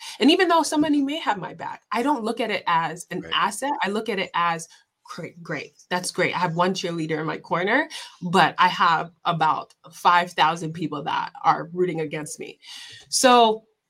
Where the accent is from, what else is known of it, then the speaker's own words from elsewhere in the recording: New York City, New York, United States; I grew up in Southside Jamaica, Queens